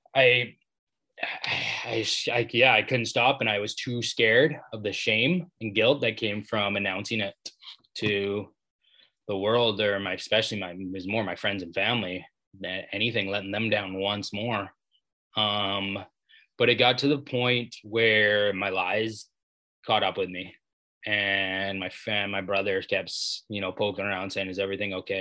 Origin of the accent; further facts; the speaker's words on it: Maple Ridge, British Columbia, Canada; also born or lived in Vancouver; I grew up in Maple Ridge, British Columbia, just outside Vancouver, Canada.